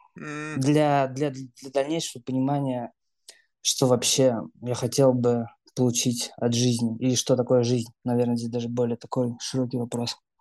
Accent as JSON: {"language": "Russian", "region": "Moscow", "country": "Russia", "tie": "born or raised there", "moved": "as an adult", "lives_now": "Europe", "said": "я родился в Москве, всю жизнь прожил в Москве"}